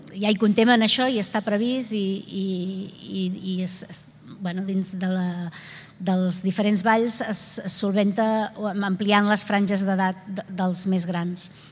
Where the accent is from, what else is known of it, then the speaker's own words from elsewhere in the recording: Vilanova i la Geltrú, Catalonia, Spain; jo que sóc de Vilanova